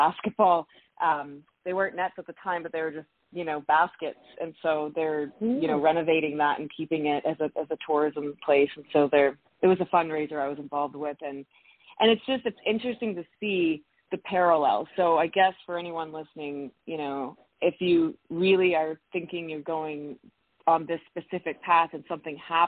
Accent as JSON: {"language": "English", "region": "New Brunswick", "country": "Canada", "moved": "yes", "said": "I'm from New Brunswick originally"}